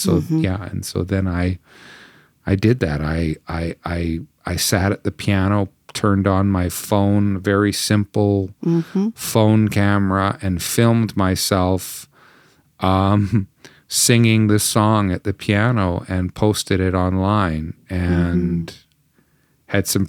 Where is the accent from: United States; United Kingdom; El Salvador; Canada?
Canada; and a lament against, in a sense, against my nation and the people of faith to which I belong, both as a Canadian Christian.